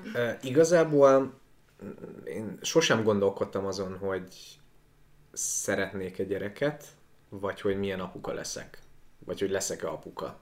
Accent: Transcarpathia, Zakarpattia Oblast, Ukraine; now in Budapest, Hungary; Én egyébként Kárpátalján születtem, az összes okonom kb. ott él

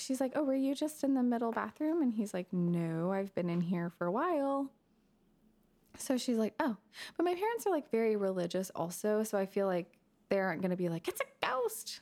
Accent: McKinney, Texas, United States; I grew up in McKinney

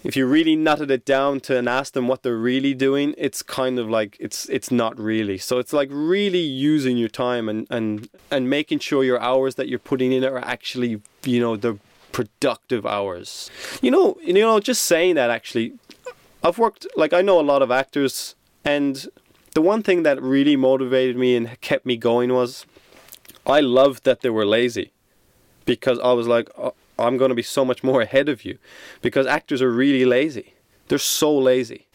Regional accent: Ireland; moved away; also born or lived in Sydney, Australia

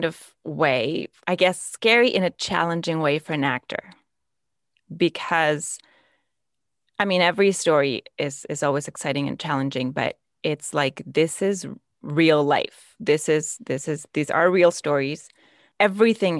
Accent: Mexico; moved away as an adult; now in Vancouver, Canada; I was born and raised in Mexico. I only moved here to Vancouver 4 years ago.

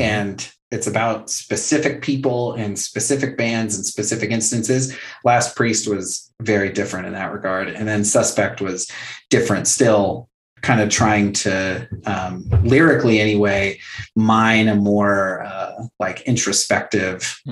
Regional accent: Fallbrook, California, United States; growing up as a punk kid in a small town

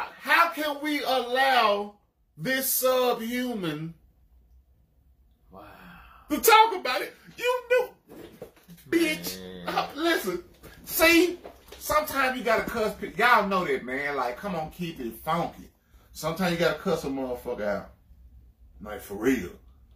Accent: Arkansas, United States; I was born in Arkansas

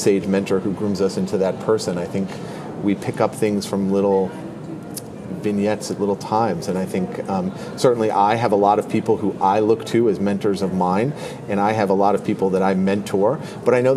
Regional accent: Connecticut, United States; moved away as an adult; also born or lived in Washington, D.C. / Chicago; So I am originally from Connecticut. I grew up there

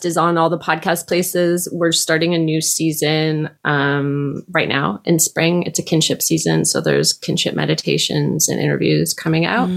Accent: Canada; we're not really Danish. We're like Canadian

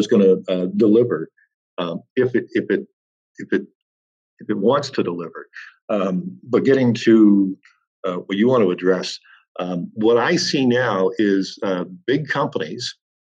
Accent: Welland, Ontario, Canada; back in my hometown of Welland

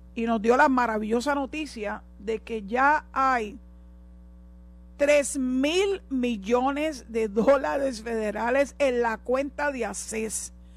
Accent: Puerto Rico; yo soy boricua

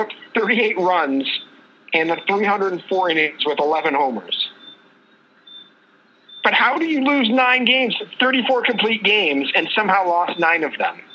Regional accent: Boston, Massachusetts, United States; growing up in Boston

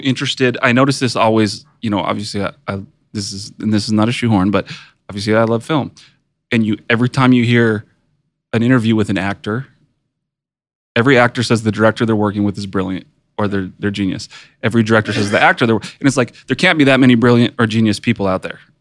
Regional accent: West Coast, California, United States; me growing up on the West Coast

